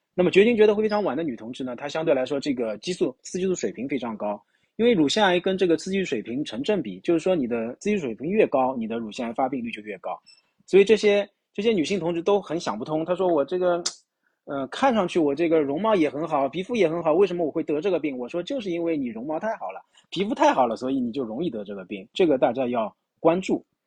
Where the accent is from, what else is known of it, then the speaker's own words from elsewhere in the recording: China; 我们中国人、东方人